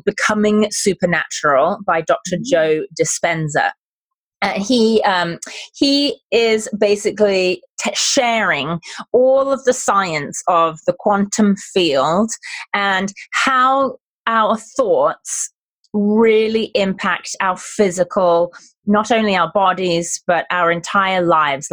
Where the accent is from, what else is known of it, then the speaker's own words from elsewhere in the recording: United Kingdom; accent: British; now in San Diego, United States; my British accent